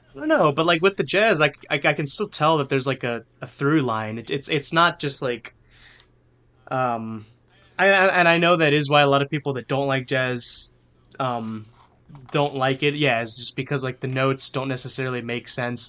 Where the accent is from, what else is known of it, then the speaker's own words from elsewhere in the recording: New Orleans, Louisiana, United States; I'm from New Orleans. I grew up listening to this music all the time